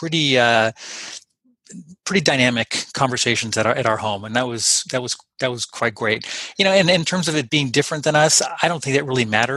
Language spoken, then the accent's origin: English; Los Angeles, California, United States; I'm from Los Angeles